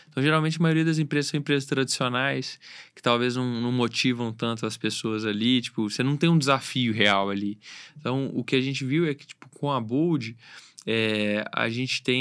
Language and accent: Portuguese; Belo Horizonte, Minas Gerais, Brazil; Nasci, moro em Belo Horizonte, mas por que não tentar uma vida no interior, uma vida mais tranquila, né?